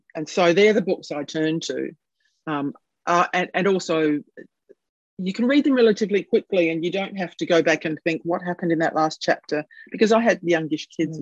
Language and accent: English; Adelaide, South Australia, Australia; it is here in my hometown